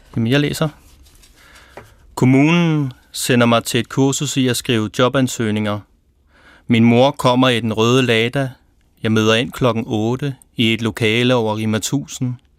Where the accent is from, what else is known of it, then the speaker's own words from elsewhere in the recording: Præstø, Zealand, Denmark; accent: South Zealand; i Præstø, hvor jeg kommer fra